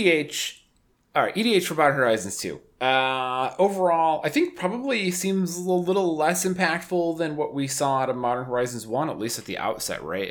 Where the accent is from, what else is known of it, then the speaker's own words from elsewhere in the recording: Syracuse, New York, United States; moved away as an adult; now in Buffalo, United States; I grew up in Syracuse and, you know, I was used to the snow